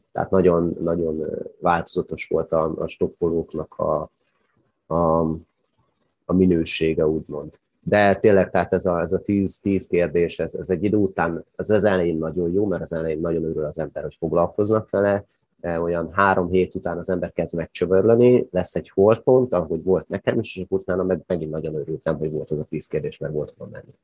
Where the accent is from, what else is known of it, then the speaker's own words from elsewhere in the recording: Hungary; nálunk a szocializmusban nagyon nagy volt a kultúrája a sátrazásnak, kempingezésnek, stokkolásnak